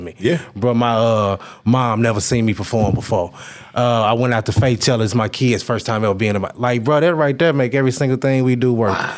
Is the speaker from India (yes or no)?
no; Conway, Arkansas, United States; moved away as an adult; also born or lived in Little Rock, Arkansas; being in my hometown of Conway